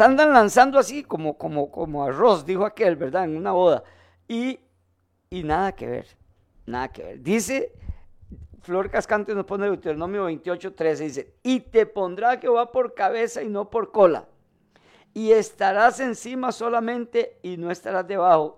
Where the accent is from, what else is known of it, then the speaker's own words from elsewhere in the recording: Costa Rica; como decimos aquí en Costa Rica